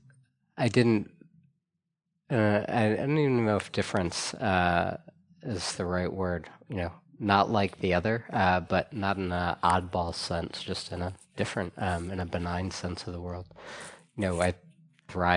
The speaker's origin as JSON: {"language": "English", "town": "Valparaiso", "region": "Indiana", "country": "United States", "tie": "born or raised there", "said": "I grew up in a fairly small town, Valparaiso, Indiana, and had a, I guess, somewhat typical 1980s Midwest upbringing."}